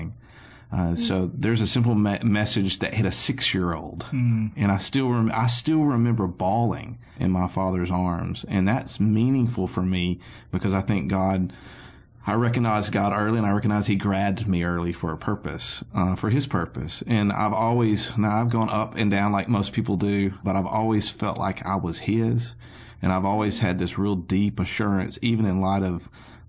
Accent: Anniston, Alabama, United States; I grew up in Anniston, Alabama

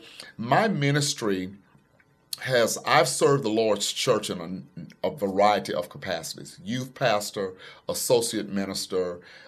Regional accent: Pickens County, Alabama, United States; moved away as an adult; also born or lived in Tuscaloosa, Alabama; traffic lights, no Walmarts, Dollar Generals, just woods, trees. And so born and raised in Pickens County, my mother brought us to faith. She introduced us to Jesus Christ at a very early age. We were very active in church all day, every Sunday.

